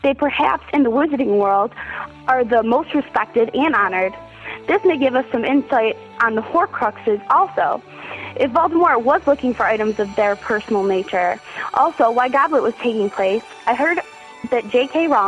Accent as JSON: {"language": "English", "town": "Roseville", "region": "Michigan", "country": "United States", "said": "from Roseville, Michigan."}